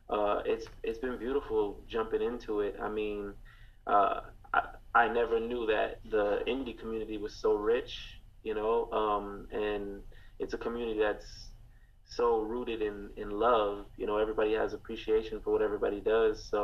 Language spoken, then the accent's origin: English; Rochester, New York, United States; now in Florida, United States; Um, I'm originally from Rochester, New York, but I've been living in Florida for probably the same amount of time as I, I lived up there.